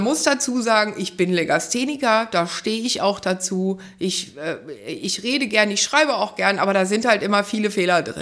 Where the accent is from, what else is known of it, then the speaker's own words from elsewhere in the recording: Wiesbaden, Hesse, Germany; ich habe in Wiesbaden, da komme ich her, einen Blumenladen gehabt